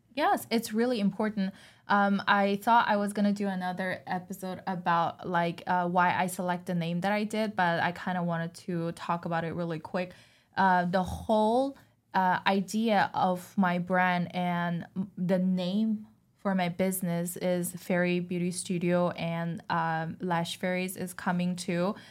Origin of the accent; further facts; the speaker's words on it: China; moved away; I was born and raised in China